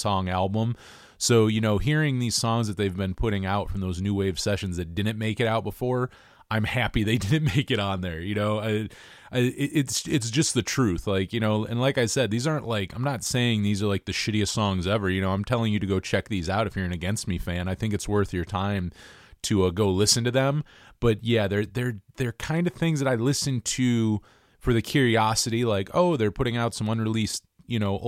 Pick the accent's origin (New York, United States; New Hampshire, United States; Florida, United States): New York, United States; I'm from New York. I'm not from California